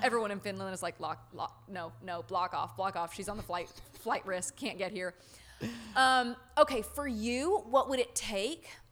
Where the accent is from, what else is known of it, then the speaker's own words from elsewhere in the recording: the South, United States; I grew up in the South